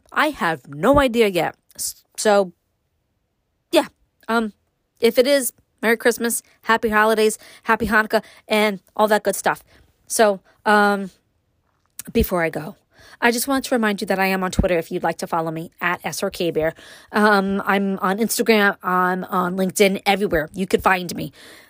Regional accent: New York City, New York, United States; now in upstate New York, United States; me growing up in Brooklyn, moving to upstate

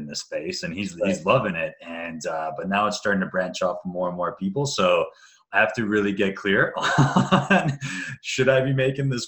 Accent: Canada; also born or lived in Bosnia; I'm half Croatian, half Serbian, born in Bosnia there. But grew up in Canada

